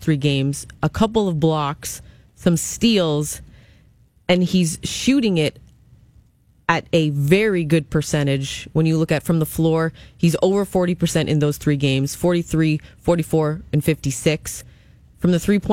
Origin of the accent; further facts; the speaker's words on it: Hamilton, Ontario, Canada; a freshman out of my hometown, Hamilton